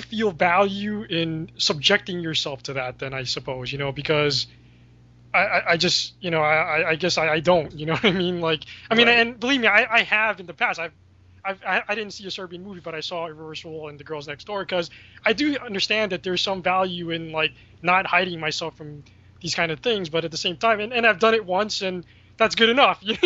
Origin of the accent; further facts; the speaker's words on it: New York City, New York, United States; I'm from New York City, right? And I was here when 9/11 happened